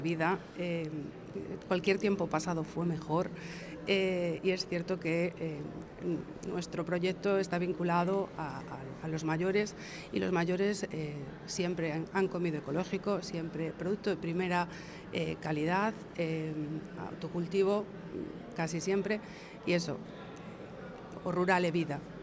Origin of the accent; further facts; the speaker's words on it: Carballo, Galicia, Spain; nosotros somos de, la zona de Bergantiños, de Carballo